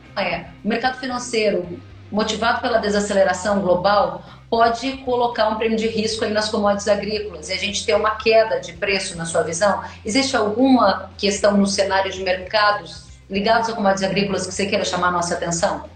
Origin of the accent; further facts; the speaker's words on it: Rio Grande do Sul, Brazil; como boa gaúcha que sou